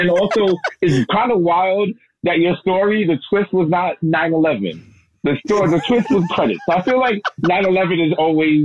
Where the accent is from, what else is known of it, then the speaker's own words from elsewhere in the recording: New York, United States; I'm from New York